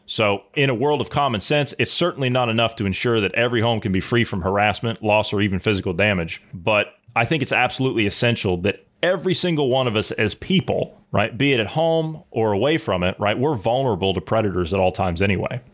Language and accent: English; Ohio, United States; moved away; I'm from Ohio originally